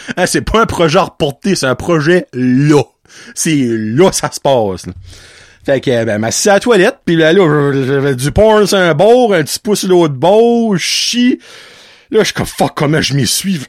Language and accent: French; Acadia, Canada; en tant qu'Acadien et francophone, que je suis